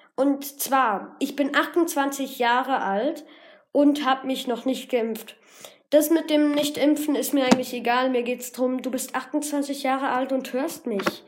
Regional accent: Germany; Ich bin in, der, in Deutschland geboren

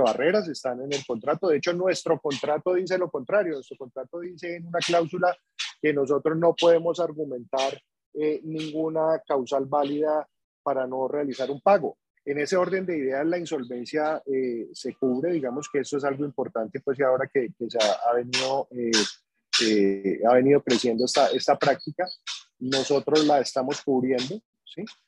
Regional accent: Cali, Valle del Cauca, Colombia; yo soy de acá de Cali.

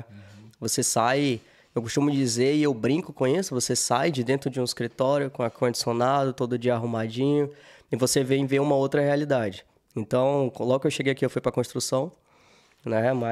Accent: Manaus, Amazonas, Brazil; also born or lived in Fortaleza / Minas Gerais; Vim de Manaus, morei um tempo em Fortaleza, morei um tempo em Minas.

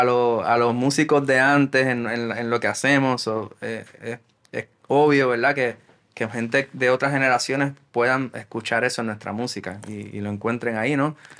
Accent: Puerto Rico; nuestra identidad como puertorriqueños

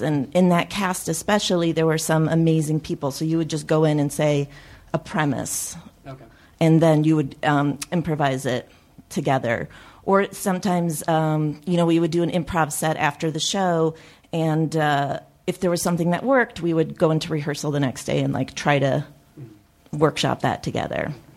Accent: Chicago, Illinois, United States; I grew up in Chicago

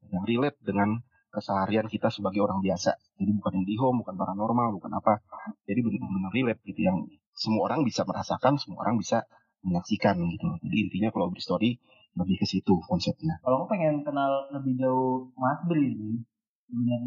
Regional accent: Cilegon, Banten, Indonesia; moved away as an adult; also born or lived in Bandung / Jakarta; lahir dan besar di Cilegon di Banten kuliah di hmm. Bandung dan akhirnya kerja di Jakarta

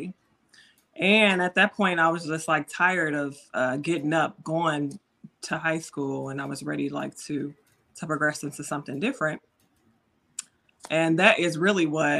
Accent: Chicago Heights, Illinois, United States; we grew up in Chicago Heights in the hood

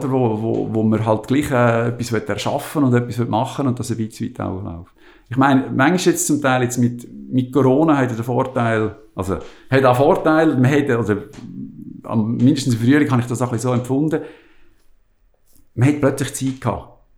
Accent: Switzerland; man kommt als Schweizer ja mit sehr organisiert, also wenn ich zur Schweiz aus

